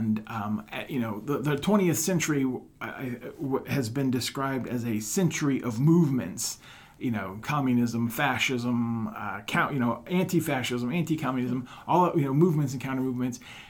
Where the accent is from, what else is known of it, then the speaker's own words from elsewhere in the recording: Houma, Louisiana, United States; moved away as an adult; also born or lived in Wisconsin; now in West Des Moines, United States; I was born and raised in South Louisiana, about 45 minutes southwest of New Orleans in a town called Houma.